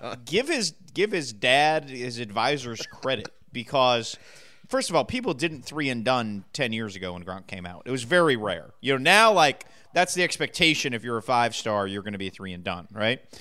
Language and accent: English; Massachusetts, United States; growing up in Massachusetts